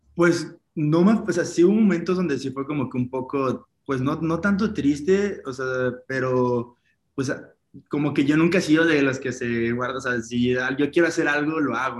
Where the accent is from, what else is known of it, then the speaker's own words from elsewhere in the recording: Poza Rica, Veracruz, Mexico; moved away as an adult; also born or lived in Guadalajara; de donde yo soy, en Veracruz, en Poza Rica, pues es una ciudad pequeñita